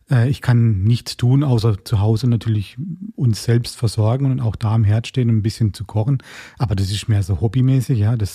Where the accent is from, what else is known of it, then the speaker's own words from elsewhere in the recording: Baden-Württemberg, Germany; Ich komme ja eigentlich ursprünglich aus dem Schwarzwald und habe da ein paar Besuche gemacht, wo ich über Jahrzehnte nicht getan habe.